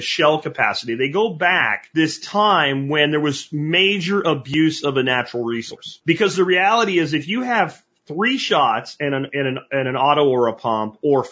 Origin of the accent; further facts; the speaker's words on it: Pennsylvania, United States; When I was growing up in Pennsylvania